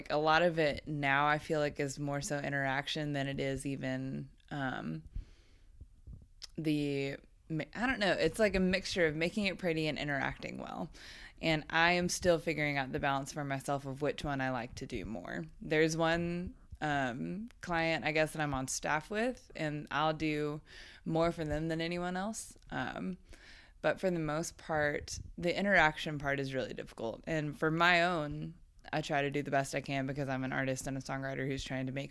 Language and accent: English; Dallas, Texas, United States; moved away as an adult; also born or lived in Alabama; I grew up in Dallas, Texas, and then went to college in Alabama